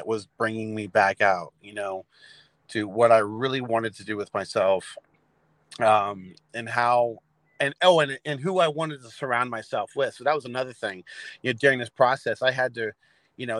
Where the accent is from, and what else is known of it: Lebanon, Pennsylvania, United States; born or raised there; also born or lived in Reno, Nevada